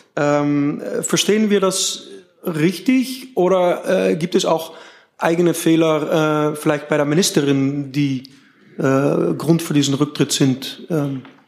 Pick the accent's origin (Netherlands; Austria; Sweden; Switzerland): Netherlands; ich komme aus den Niederlanden